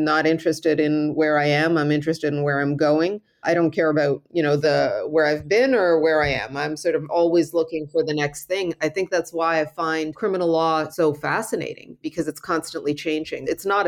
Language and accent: English; Cairo, Cairo Governorate, Egypt; born there; moved away; my history, which is in the Middle East, I was born in Cairo, although I only lived there for a brief period of time, equally shaped me.